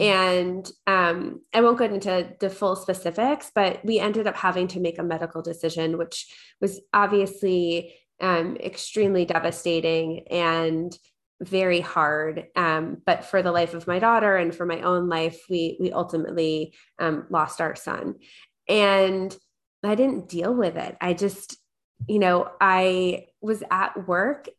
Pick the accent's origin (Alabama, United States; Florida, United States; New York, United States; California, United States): New York, United States; Long Island; I grew up in New York.